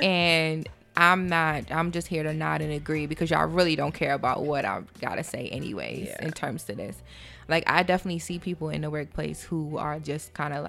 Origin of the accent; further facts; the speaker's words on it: Philadelphia, Pennsylvania, United States; accent: Philly; moved away; also born or lived in New York; I was born in New York, but I didn't have time to develop an accent because I lived in Philly. So when I moved back out here, a lot of people were like, you're from the South or whatever. I'm like, I'm from Philly.